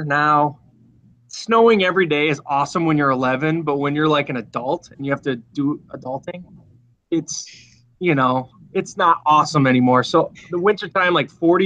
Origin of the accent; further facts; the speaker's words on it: Minneapolis, Minnesota, United States; moved away as an adult; now in Charlotte, United States; in Minnesota, I grew up in Minneapolis